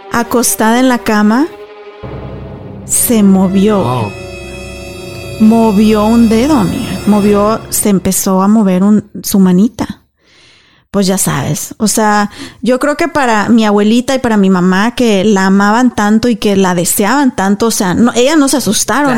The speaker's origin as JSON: {"language": "Spanish", "town": "Apaseo el Alto", "region": "Guanajuato", "country": "Mexico", "tie": "born or raised there", "said": "en mi pueblo, yo soy de Apaso Alto, Guanajuato"}